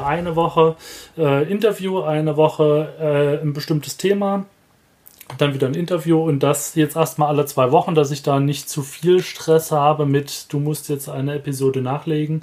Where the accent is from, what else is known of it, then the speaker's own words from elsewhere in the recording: Saxony, Germany; accent: Saxon; moved away; also born or lived in Cologne; ich bin Sachse.